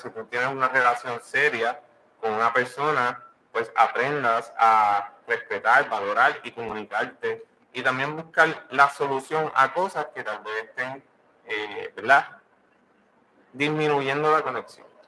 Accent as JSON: {"language": "Spanish", "country": "Puerto Rico", "moved": "yes", "said": "Somos una pareja, ¿verdad? Que somos puertorriqueños"}